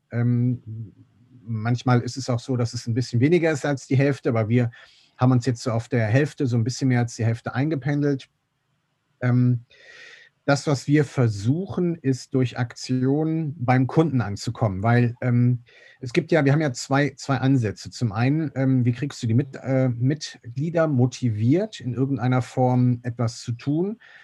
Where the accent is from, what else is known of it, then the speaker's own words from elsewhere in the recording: Meerbusch, North Rhine-Westphalia, Germany; bin gebürtiger Meerbuscher, bin in Land geboren